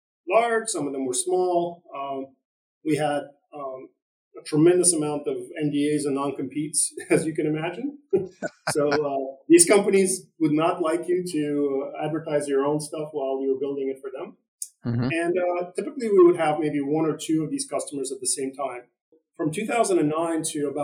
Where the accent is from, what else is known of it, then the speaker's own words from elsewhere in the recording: East Coast, United States; I'm from the East Coast